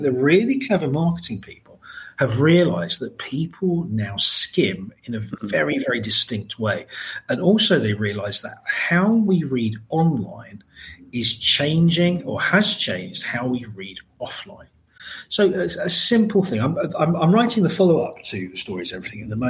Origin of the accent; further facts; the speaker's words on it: Margate, South East England, United Kingdom; I grew up in Margate, which was by no means a rich place then